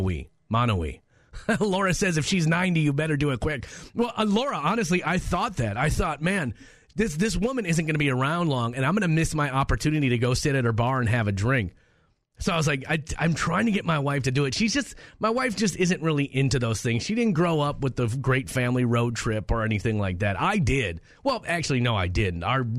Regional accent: Minneapolis, Minnesota, United States; we were growing up in Minneapolis

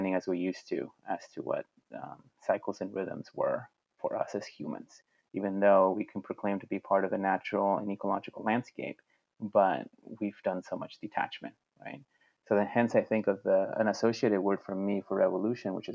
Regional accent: Mexico; now in United States; I had the benefit of being born and growing up in Mexico

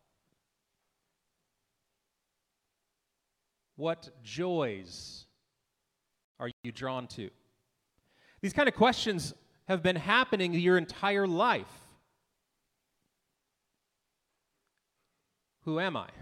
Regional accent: Manville, United States; I come from Manville

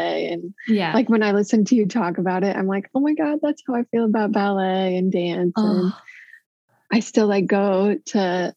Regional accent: Des Moines, Iowa, United States; I was born in Iowa City, Iowa, and around age 6, I moved to Des Moines.

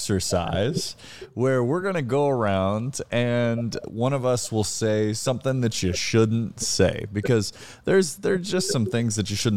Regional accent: the South, Southern United States, United States; as a Southerner, we say that all the time

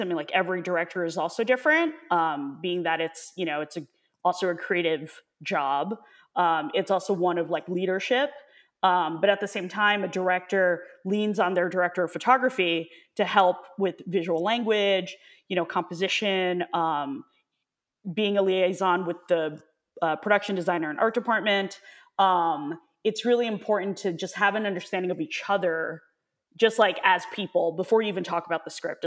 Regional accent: New York, United States; also born or lived in Hong Kong; I was born in Hong Kong, and my parents moved to New York when I was, like, two and a half, three, um, but then went back again when I was nine. So I was there for, uh, a few months

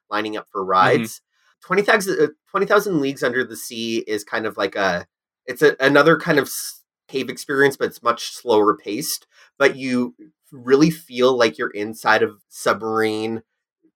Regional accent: Canada's Wonderland, Ontario, Canada; I grew up on Canada's Wonderland

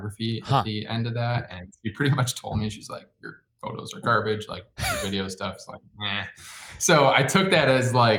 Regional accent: Chicago, Illinois, United States; moved away as an adult; also born or lived in Michigan; now in Seattle, United States; I grew up in the suburbs of Chicago, went to school in Michigan

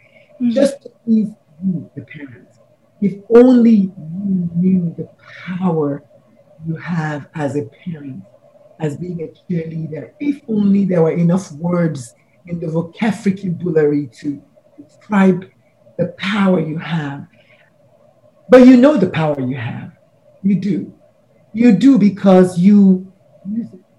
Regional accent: Nigeria; I'm a Nigerian woman

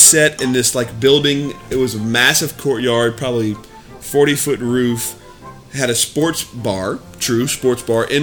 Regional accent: Louisiana, United States; born or raised there

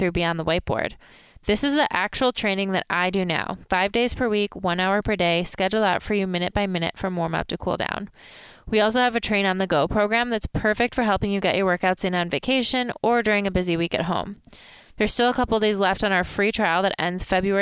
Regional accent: Michigan, United States; I'm from Michigan. And it's not Chicago, but it is the Midwest

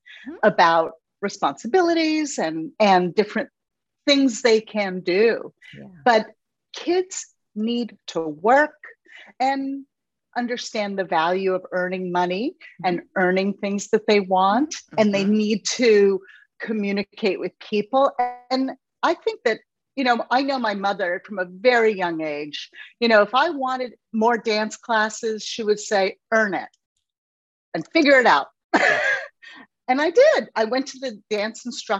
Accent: Los Angeles, California, United States; moved away as an adult; also born or lived in New York City; I was born and raised in Los Angeles, California

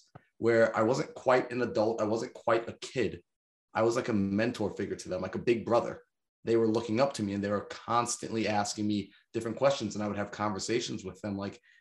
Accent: Long Island, New York, United States; I'm from New York, man, like Long Island, New York, like it's expensive out there

